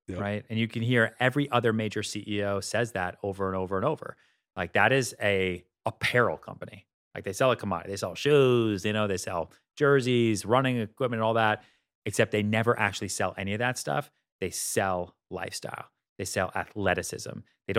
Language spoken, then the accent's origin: English; Boston, Massachusetts, United States; I'm like white from Boston. I don't eat spicy food.